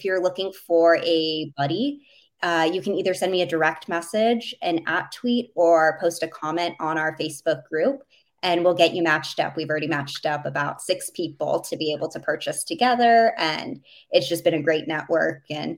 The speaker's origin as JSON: {"language": "English", "town": "Minneapolis", "region": "Minnesota", "country": "United States", "tie": "born or raised there", "said": "so I grew up for the most part in Minneapolis. So being from the state of hockey, everyone has always asked me why the Islanders."}